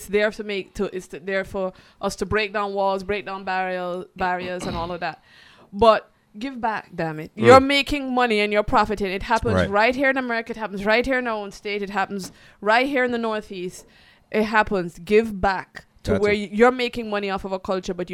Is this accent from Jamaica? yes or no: yes; Jamaica; moved away as an adult; I was born. I was raised in Jamaica